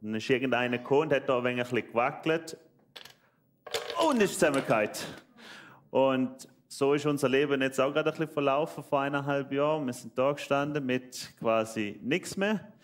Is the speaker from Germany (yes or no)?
no; Switzerland; accent: Swiss dialect; Ich bin Schweizer, deswegen mein schöner Dialekt.